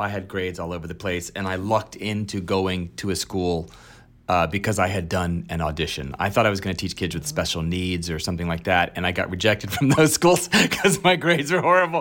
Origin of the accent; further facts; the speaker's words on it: Alexandria, Virginia, United States; also born or lived in upstate New York; I was raised in Virginia, Alexandria, Virginia. I'm from, I was born in upstate New York, and then we moved to Virginia